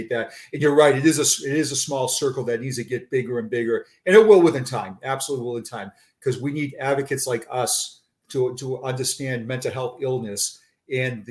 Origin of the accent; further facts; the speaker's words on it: Boston, Massachusetts, United States; accent: Boston; moved away as an adult; also born or lived in Braintree, Massachusetts; now in Florida, United States; my Boston accent